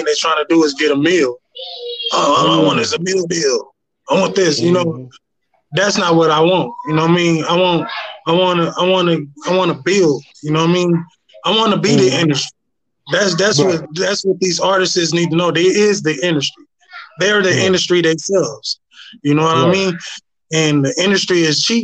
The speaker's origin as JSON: {"language": "English", "town": "Inglewood", "region": "California", "country": "United States", "tie": "born or raised there", "said": "I was born and raised out here in Cali, Inglewood"}